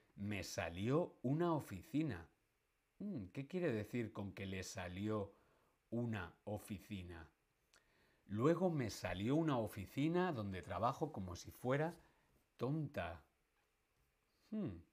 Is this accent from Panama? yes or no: no; Madrid, Community of Madrid, Spain; a los que somos de Madrid se nos llama castizos